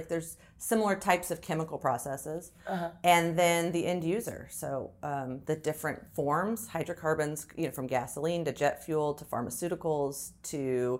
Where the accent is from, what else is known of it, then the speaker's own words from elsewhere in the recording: Florida, United States; also born or lived in Huntsville, Alabama; so born in Huntsville, Alabama, but my parents were high school sweethearts. They're both from Alabama. We moved to South Florida because my dad's an aerospace engin